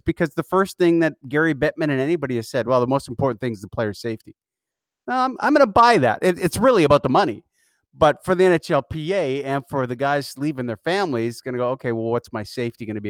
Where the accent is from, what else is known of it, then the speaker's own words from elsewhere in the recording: Edmonton, Alberta, Canada; I grew up in Edmonton